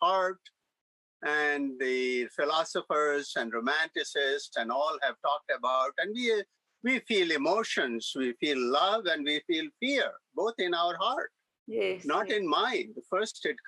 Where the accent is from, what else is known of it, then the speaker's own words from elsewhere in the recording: India; moved away as an adult; now in United States; I came as an immigrant from India in 1971, mm-hmm. at the age of 26 years old.